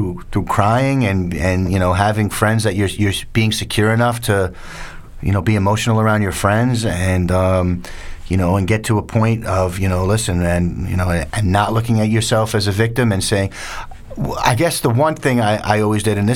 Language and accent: English; New York City, New York, United States; growing up in New York